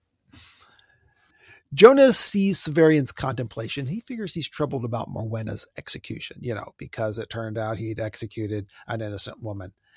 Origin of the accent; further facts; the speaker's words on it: United States; I grew up on Lake Erie